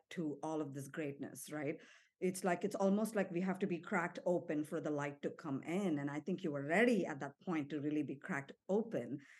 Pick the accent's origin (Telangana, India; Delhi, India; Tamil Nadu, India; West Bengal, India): Tamil Nadu, India; Chennai; moved away as an adult; also born or lived in Singapore / United States / Mexico; now in Nashville, United States; I'm born and raised in India, from Chennai, from the South, for 18 years of my life